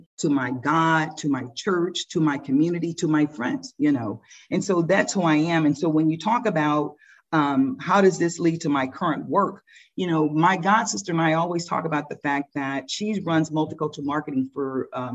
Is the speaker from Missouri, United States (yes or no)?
yes; St. Louis, Missouri, United States; moved away as an adult; now in Los Angeles, United States; We were raised in St. Louis